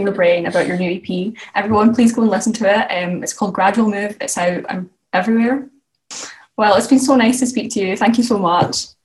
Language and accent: English; Scotland, United Kingdom; now in Edinburgh, United Kingdom; i'm from scotland as well um and I think like moving away from home is something that's like had quite a big impact on me. I've moved from like the west coast to the east coast